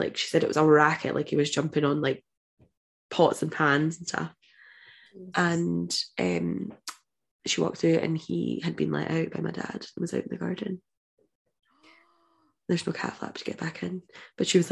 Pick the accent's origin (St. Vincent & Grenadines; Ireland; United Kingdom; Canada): United Kingdom; Roslin, Scotland; But I grew up near Roslyn, which is quite like an old place to grow up